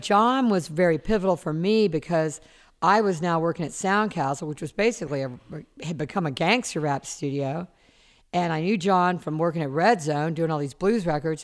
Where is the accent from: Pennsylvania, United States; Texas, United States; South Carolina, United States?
South Carolina, United States; Charleston; now in Los Angeles, United States; And I grew up in Charleston, South Carolina. I grew up on the water. I've lived in L A now almost forty years.